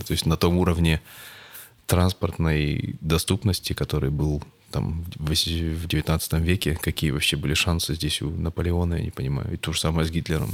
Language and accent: Russian; Perm, Perm Krai, Russia; в моем родном городе Пермь